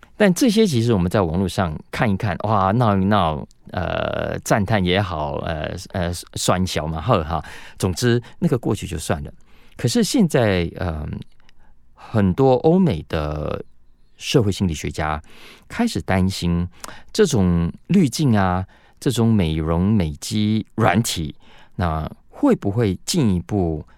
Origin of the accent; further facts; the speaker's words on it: Taiwan; 我们台湾人